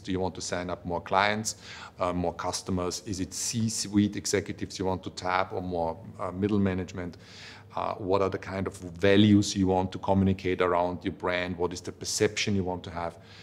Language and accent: English; Vienna, Austria; I come from Vienna